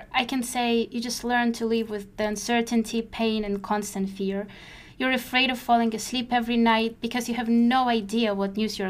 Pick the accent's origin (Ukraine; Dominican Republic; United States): Ukraine; moved away; my friend Alina will share our experience of the first day of war in Ukraine, the country where we were born, grew up, and where our parents, relatives, and friends still live.